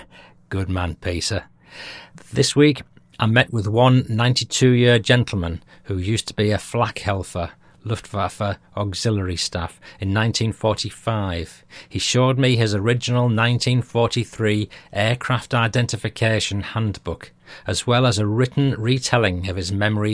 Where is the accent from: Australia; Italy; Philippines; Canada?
Australia; accent: Australian; just phoned to take the mickey out of my Australian accent